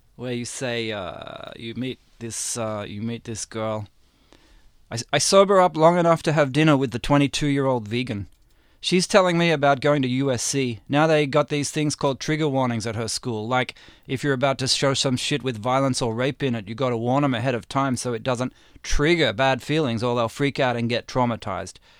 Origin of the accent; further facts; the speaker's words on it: Australia; now in United States; I grew up in Aus, I grew up in Australia